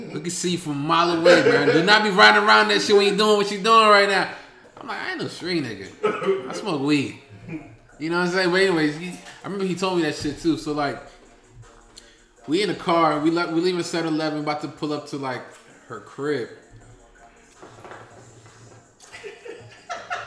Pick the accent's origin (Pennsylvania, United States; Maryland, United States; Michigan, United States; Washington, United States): Maryland, United States; Baltimore County; I'm not from here. I am from Baltimore County, not the city.